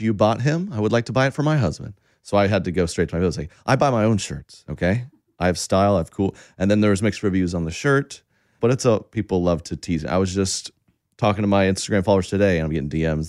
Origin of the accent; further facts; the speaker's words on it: Oklahoma, United States; I, I grew up in Oklahoma, very conservative.